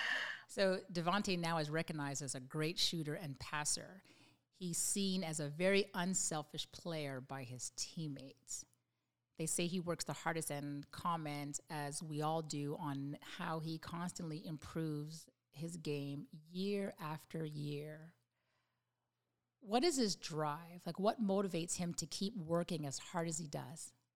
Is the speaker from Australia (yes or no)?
no; Canada; I'm from Canada